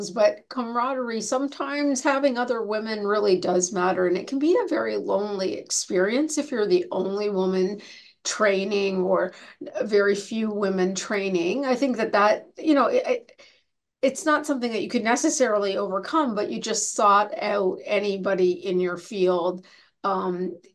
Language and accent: English; Canada; moved away as an adult; now in United States; I came from Canada to the United States to do my residency and fellowship